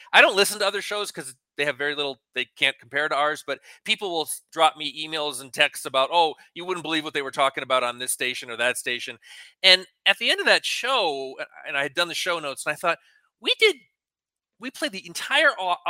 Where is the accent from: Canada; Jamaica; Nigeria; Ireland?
Ireland; I'm an Irishman